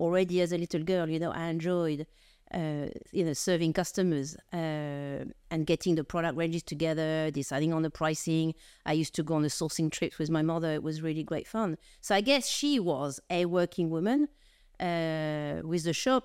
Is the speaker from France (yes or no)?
yes; France; accent: French; now in United Kingdom; I'm French of origin, as you probably gather from, uh, from my accent